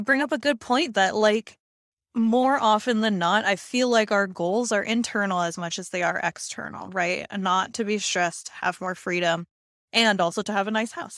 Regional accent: Hawaii, United States; when I was growing up, 'cause I'm from Hawaii

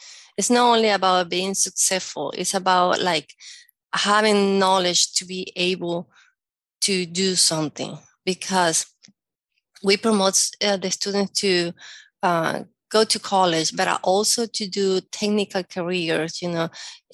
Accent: Caracas, Capital District, Venezuela; first language Spanish; English is a second language; moved away as an adult; also born or lived in Monterrey, Mexico / Puebla, Mexico; now in United States; When I was growing up in Venezuela

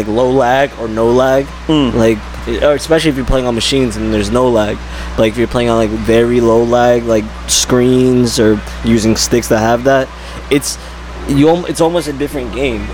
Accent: Prospect Park, New Jersey, United States; also born or lived in Paterson, New Jersey; I was born, I think everyone was born in St. Joseph's. Like, right? Everyone's born in Patterson

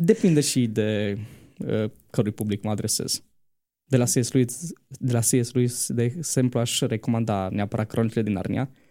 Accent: Bistrița, Bistrița-Năsăud, Romania; moved away as an adult; now in Bucharest, Romania; sunt din Bistrița, dar uh, mai exact de pe Valea Burgăului, în apropiere de Colibița

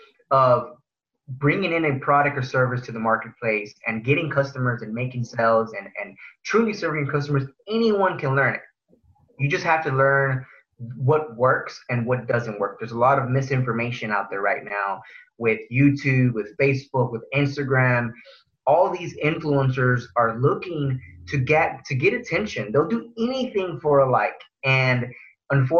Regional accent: Houston, Texas, United States; also born or lived in Pharr, Texas; I grew up in Far Texas, which is near McAllen. And at the age of five, my family came to the big city in Houston for a better life

